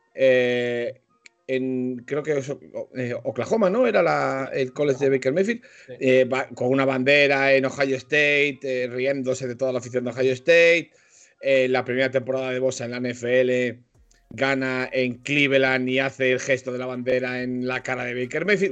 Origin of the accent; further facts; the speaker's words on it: Spain; Yo, como buen español y mucho español